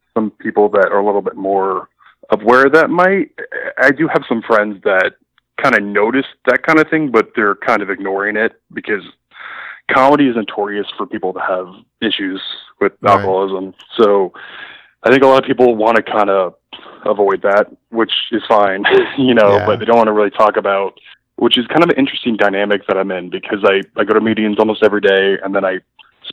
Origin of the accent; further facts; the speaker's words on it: Eugene, Oregon, United States; I grew up in Eugene.